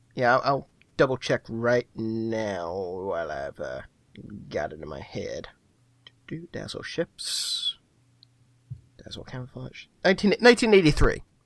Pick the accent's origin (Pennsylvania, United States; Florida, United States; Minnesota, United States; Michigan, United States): Pennsylvania, United States; Philadelphia; moved away; also born or lived in New York; my hometown